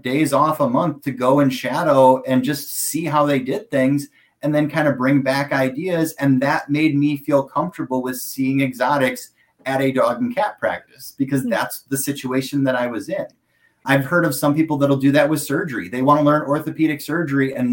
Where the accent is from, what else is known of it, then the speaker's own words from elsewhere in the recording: United States; I'm American